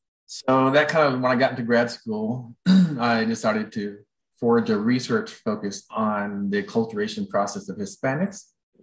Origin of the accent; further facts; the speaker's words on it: Houston, Texas, United States; moved away as an adult; also born or lived in Southern California; I'm from Houston, Texas, and my father was Mexican-American and my mom was white. And of course, Houston is a very diverse city. Even when I was around, I was born in 1960. And then, of course, as a young adult, I moved to Southern California